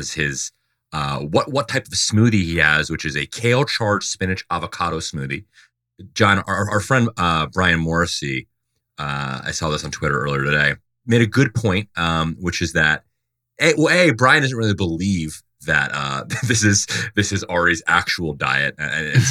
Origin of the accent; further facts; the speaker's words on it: Dover, Delaware, United States; I'm from Dover, Delaware